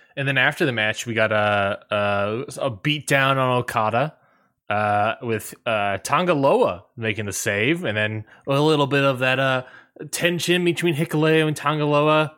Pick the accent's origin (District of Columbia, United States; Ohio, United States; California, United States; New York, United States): District of Columbia, United States; Washington; in Washington, D C, basically my hometown